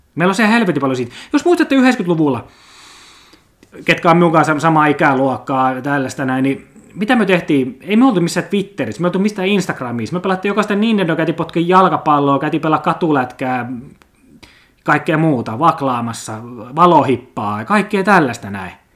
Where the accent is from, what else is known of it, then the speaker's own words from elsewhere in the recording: Lappeenranta, South Karelia, Finland; me pelasin pienenä junnuna tuolla Mäkikadulla Kimpisessä Lappeenrannan eliittialueella